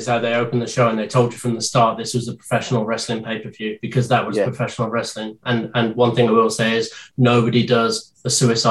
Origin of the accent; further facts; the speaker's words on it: United Kingdom; Oh, I as a British man being brought up on Carry On.